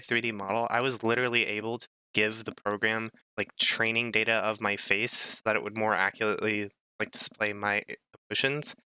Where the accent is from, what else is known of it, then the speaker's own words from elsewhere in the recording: United States; I'm an American